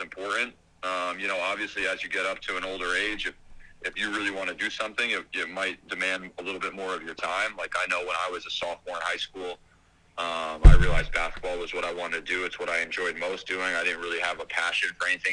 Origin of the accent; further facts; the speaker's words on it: Pine Plains, New York, United States; I'm from a small town, Pine Plains, New York. It's about 2 hours north of New York City